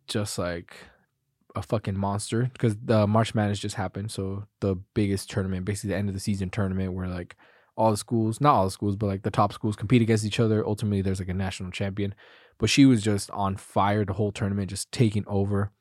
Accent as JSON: {"language": "English", "country": "United States", "said": "proud to be an American."}